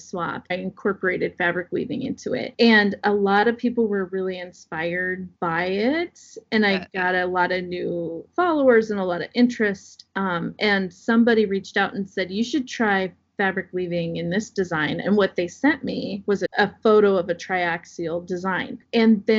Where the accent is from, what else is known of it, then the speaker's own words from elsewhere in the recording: Southwest Iowa, United States; I grew up in Southwest Iowa